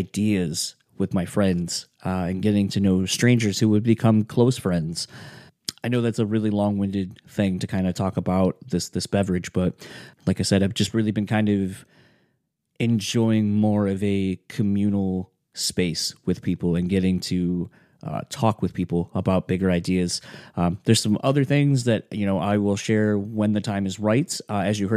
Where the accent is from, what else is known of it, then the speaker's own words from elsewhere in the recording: Kalamazoo, Michigan, United States; now in Grand Rapids, United States; where I grew up in Kalamazoo